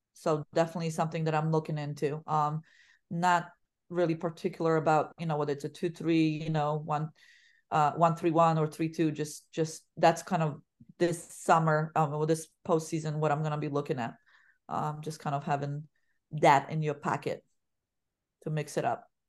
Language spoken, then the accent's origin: English; Poland; English is a second language; moved away as an adult; now in United States; where I was born and raised, 'cause I didn't leave until I was, I graduated high school.